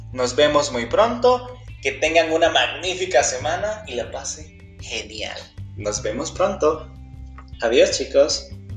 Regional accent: El Salvador; de El Salvador

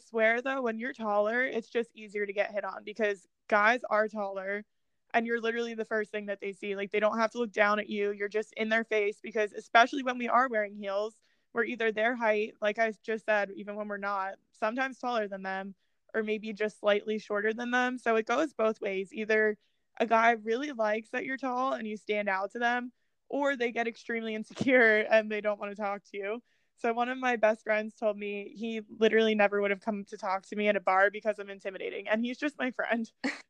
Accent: New Jersey, United States; I'm from Jersey

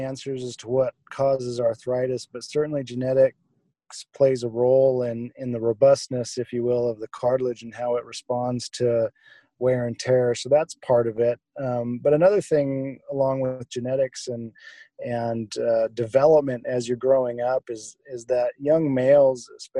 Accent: Wyoming, United States; moved away as an adult; also born or lived in San Diego / Seattle; I grew up in Wyoming, ended up in San Diego for medical school

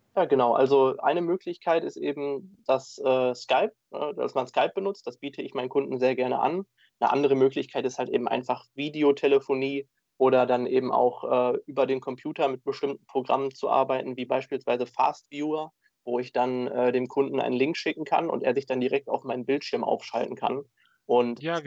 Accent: Dortmund, North Rhine-Westphalia, Germany; ich bin gebürtiger Dortmunder

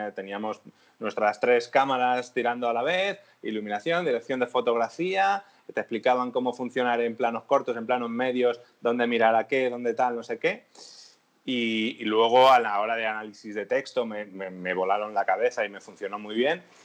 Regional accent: Madrid, Community of Madrid, Spain; yo siempre soy de Madrid

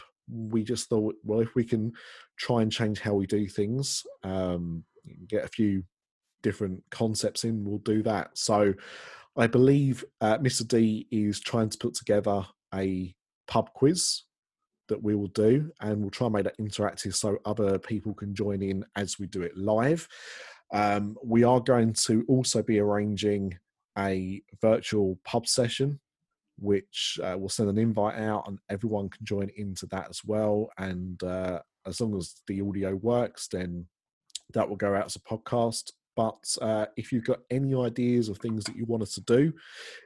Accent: United Kingdom; we're British

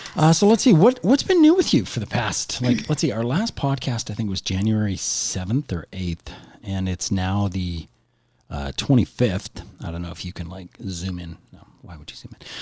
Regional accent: Canada; we're Canadian

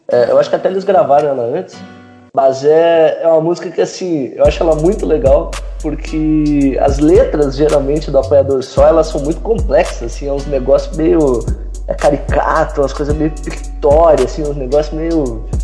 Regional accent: Uruguaiana, Rio Grande do Sul, Brazil; now in São Paulo, Brazil; cidadezinha lá no fim do mundo, na divisa com a Argentina.

